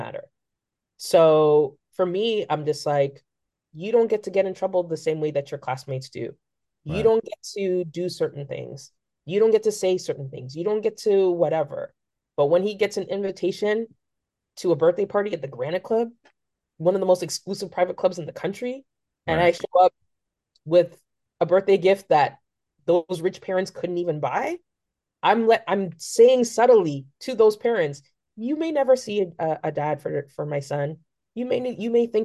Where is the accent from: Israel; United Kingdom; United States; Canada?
Canada; Aurora, Ontario; I grew up in Aurora